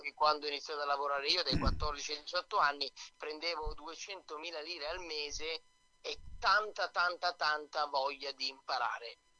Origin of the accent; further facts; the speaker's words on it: Milan, Lombardy, Italy; io ho i genitori che sono napoletani, ma sono proprio nato qua a Milano io